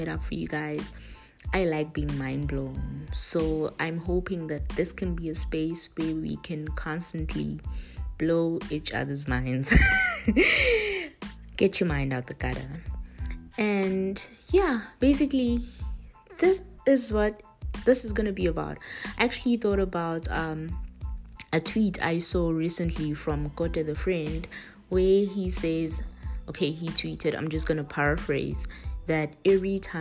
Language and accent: English; Estcourt, KwaZulu-Natal, South Africa; I am from Estcourt, which is a small town based in KZN, which is in South Africa.